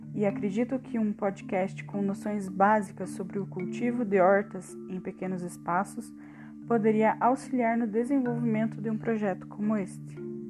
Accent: Guarapuava, Paraná, Brazil; sou de Guarapuava

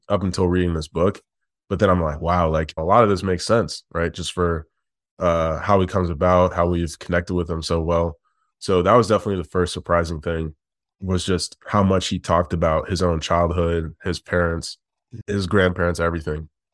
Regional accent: Detroit, Michigan, United States; also born or lived in Midwest; now in Chicago, United States; I was born in Detroit and we now live in Chicago. We've spent most of our lives, like, in the Midwest

